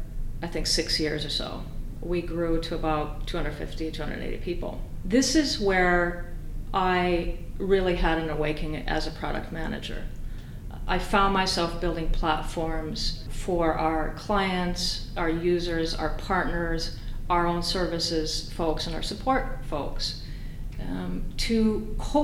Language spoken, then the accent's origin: English; Finland; moved away as an adult; also born or lived in Austin, Texas, United States; I was growing up in Finland at this time